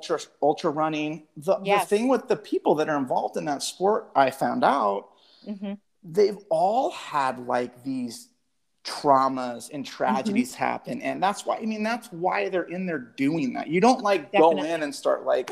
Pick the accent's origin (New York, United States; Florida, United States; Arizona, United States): Arizona, United States; Phoenix; I grew up here in West Phoenix